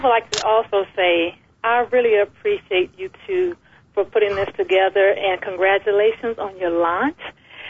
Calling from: Atlanta, Georgia, United States; I'm calling from Atlanta.

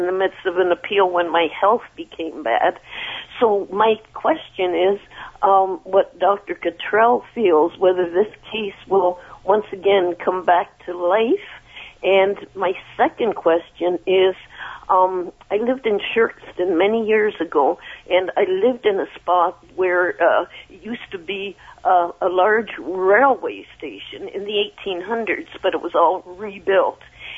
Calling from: Mississauga, Ontario, Canada; also born or lived in Brampton; I'm out in Mississauga.

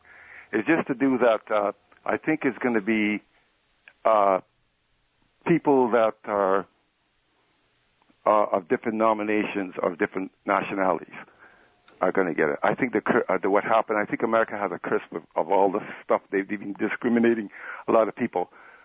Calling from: Scarborough, Ontario, Canada

